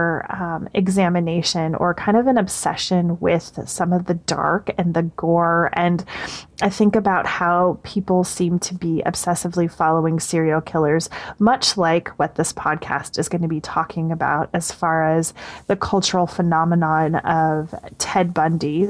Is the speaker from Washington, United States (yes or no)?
yes; Seattle, Washington, United States; I grew up in Seattle, a little bit north of the actual Seattle city proper